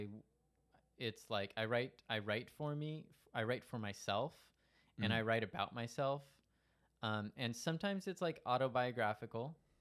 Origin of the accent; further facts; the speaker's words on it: Stockton, California, United States; growing up in Stockton